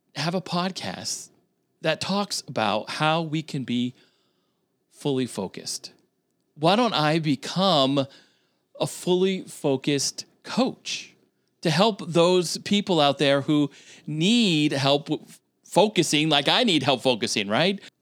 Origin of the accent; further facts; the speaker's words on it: Vermont, United States; moved away; also born or lived in New Hampshire / Philadelphia / Syracuse, New York; I grew up in the state of Vermont.